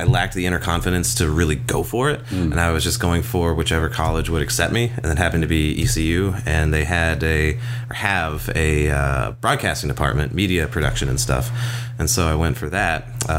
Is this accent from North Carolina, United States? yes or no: yes; North Carolina, United States; moved away as an adult; also born or lived in Arkansas / Georgia; now in Hawaii, United States; I'm originally from the East Coast, North Carolina.